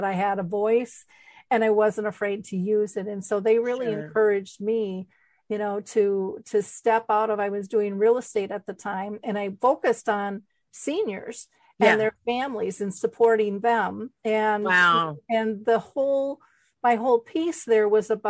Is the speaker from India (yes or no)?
no; Minnesota, United States; I'm a girl from Minnesota. I didn't even travel. We went up to the cabin. I mean, I was just kind of hometownish